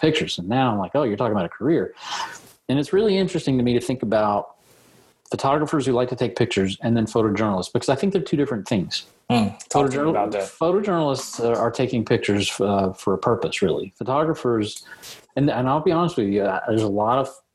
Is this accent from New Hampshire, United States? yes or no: no; Lexington, Kentucky, United States; also born or lived in Berea, Kentucky; So I grew up in Lexington, taking pictures around my neighborhood in Lexington, but we moved to Berea when I was in high school age